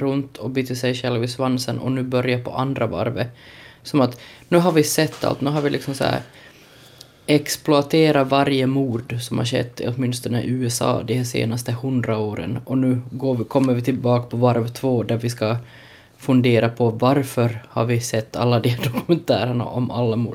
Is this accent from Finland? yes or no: yes; Ostrobothnia, Finland; jag trots allt är en sån här osäker men stursk österbottning